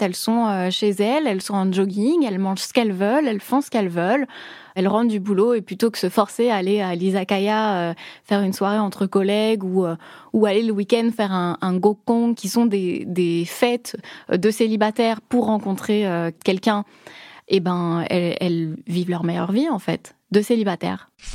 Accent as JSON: {"language": "French", "country": "France", "moved": "as an adult", "lives_now": "Tokyo, Japan", "said": "en tant que Française"}